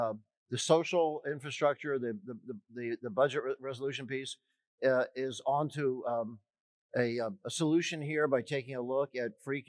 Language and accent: English; Philadelphia, Pennsylvania, United States; So we as Philadelphians